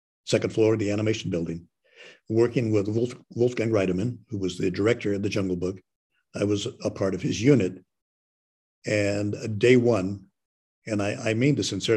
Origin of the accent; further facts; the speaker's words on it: Santa Barbara, California, United States; when I was a child growing up in Santa Barbara